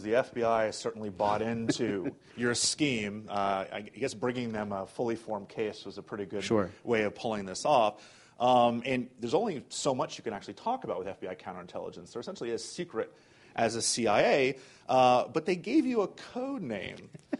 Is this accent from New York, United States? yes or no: yes; New York, United States; Part of that is being a New Yorker.